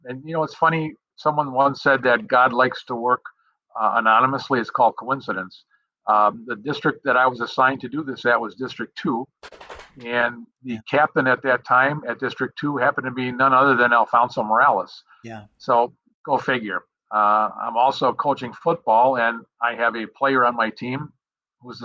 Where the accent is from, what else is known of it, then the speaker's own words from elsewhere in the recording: Milwaukee, Wisconsin, United States; Born and raised in Milwaukee.